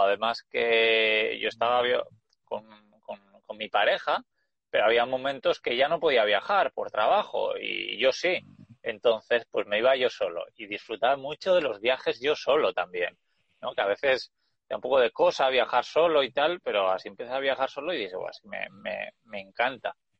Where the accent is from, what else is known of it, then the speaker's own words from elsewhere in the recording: Basque Country, Spain; moved away as an adult; also born or lived in Australia; Yo soy de España, bueno, soy del País Vasco